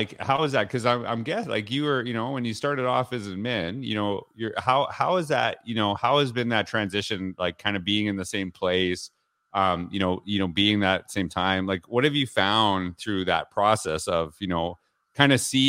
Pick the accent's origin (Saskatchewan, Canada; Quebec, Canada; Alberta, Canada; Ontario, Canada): Saskatchewan, Canada; Humboldt; I distinctly remember how important the school that I grew up in Humboldt, Saskatchewan, how important it was to our community